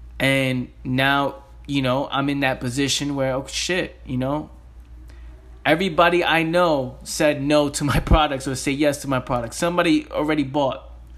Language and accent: English; New York, United States; I'm from the Bronx. Who gives a, you know, I curse a lot. Who's going to listen to me?